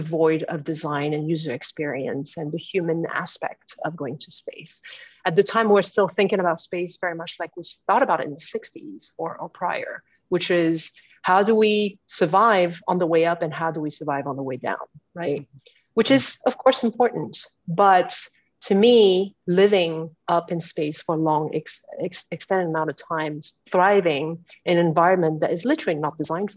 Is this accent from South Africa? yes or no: no; France; moved away as an adult; also born or lived in Houston, United States; now in United States; I was born and raised in France